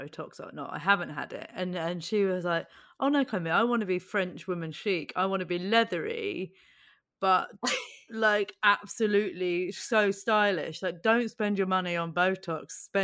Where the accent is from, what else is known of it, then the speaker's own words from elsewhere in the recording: Buckinghamshire, South East England, United Kingdom; I grew up in Buckinghamshire outside London.